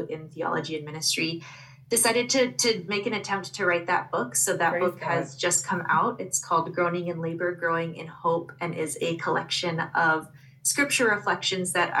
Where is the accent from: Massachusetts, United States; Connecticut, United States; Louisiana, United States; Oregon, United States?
Oregon, United States; Portland; moved away as an adult; also born or lived in Midwest / Indiana; I am originally from Portland, Oregon, but ended up in the Midwest by way of the University of Notre Dame.